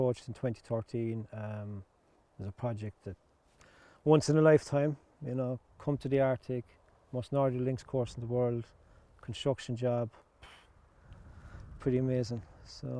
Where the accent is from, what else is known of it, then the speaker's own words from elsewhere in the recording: Ballybunion, Munster, Ireland; moved away; From Ballybunion in Ireland